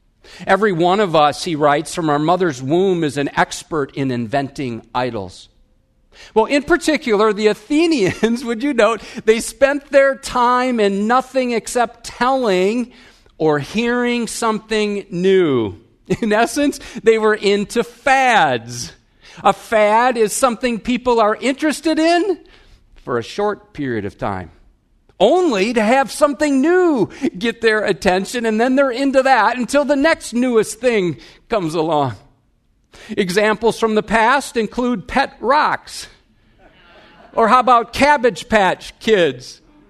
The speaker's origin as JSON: {"language": "English", "region": "Wisconsin", "country": "United States", "said": "I'm from Wisconsin. We have bubblers, but this is a babbler."}